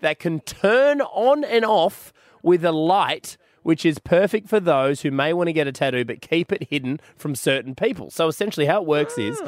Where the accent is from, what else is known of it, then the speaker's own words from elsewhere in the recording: Australia; I'm Australian